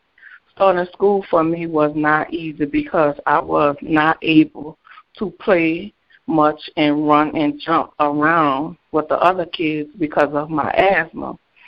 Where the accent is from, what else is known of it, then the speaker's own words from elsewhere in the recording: New Orleans, Louisiana, United States; I was born in New Orleans, Louisiana, at Charity Hospital. I have a brother named Money, who I love so much. My brother and I are 12 years apart. I was raised in a desire project.